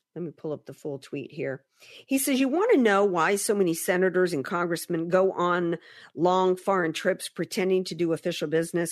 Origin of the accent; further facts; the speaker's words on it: New Orleans, Louisiana, United States; moved away; I grew up in the Deep South